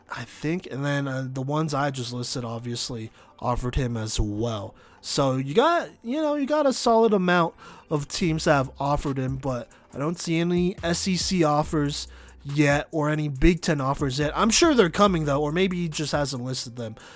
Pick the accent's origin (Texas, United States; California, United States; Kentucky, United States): Texas, United States; Dallas; moved away; I grew up in Dallas